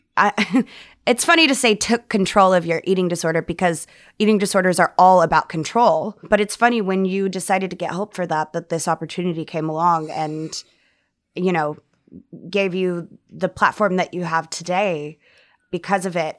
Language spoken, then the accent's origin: English; the South, United States; growing up in the South